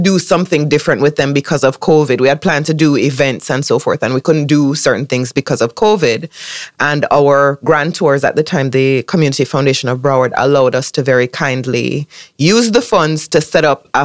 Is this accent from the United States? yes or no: no; Jamaica; I became the first Jamaican producer to have a national series aired on public television in the U.S.